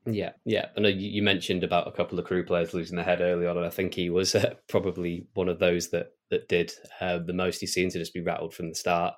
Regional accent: Oxfordshire, South East England, United Kingdom; I'm actually from Oxfordshire, originally.

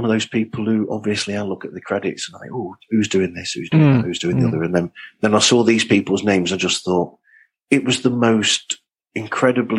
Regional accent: England, United Kingdom; I'm a Brit

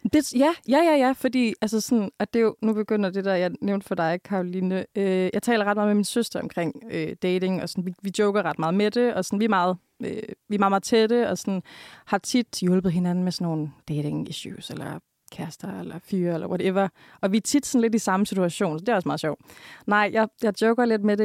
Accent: Jutland, Denmark; er du jyde? Og så er jeg sådan, ja

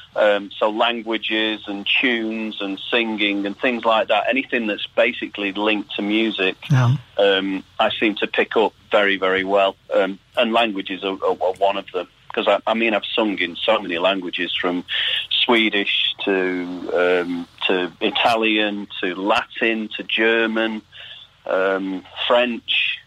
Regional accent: Salford, North West England, United Kingdom; growing up in Salford

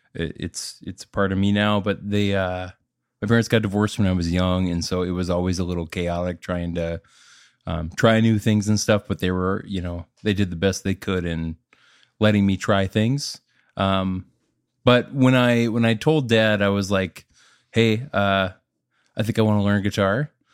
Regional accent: Minnesota, United States; moved away as an adult; now in Nashville, United States; I'm from Minnesota

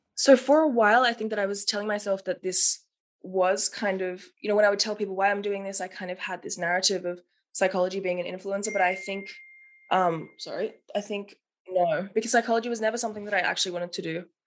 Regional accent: Melbourne, Victoria, Australia; moved away as an adult; now in Berlin, Germany; I'm 25 years old, originally from Melbourne, Australia.

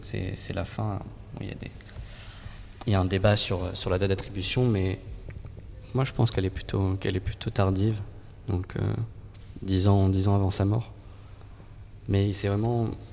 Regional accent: Île-de-France, France; proches de là où je peins, de là où j'ai grandi

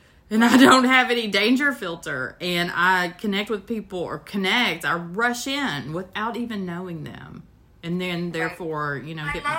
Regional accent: Kentucky, United States; I was going to say, you know, I'm from Kentucky, right?

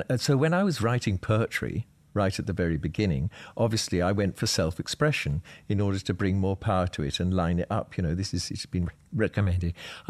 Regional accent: South East England, United Kingdom; I mean, growing up in Sussex at that particular time, it was a fairly bohemian place.

